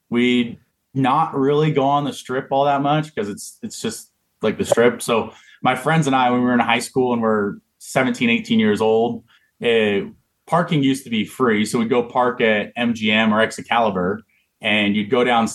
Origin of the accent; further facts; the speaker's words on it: Las Vegas, Nevada, United States; moved away as an adult; also born or lived in Corvallis, Oregon; I'd lived in Vegas since I was five. I was 18 years old.